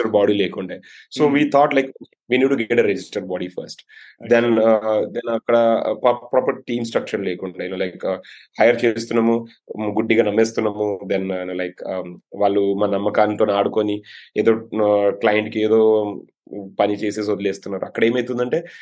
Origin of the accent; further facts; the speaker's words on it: Nimmapalli, Telangana, India; also born or lived in Mumbai; మా ఊరు I mean మా నేను ముంబైలో పుట్టాను కానీ మా ఊరు వచ్చేసి నిమ్మపల్లి సిరిసలకు దగ్గర ఉంటుంది అనమాట చిన్న ఊరు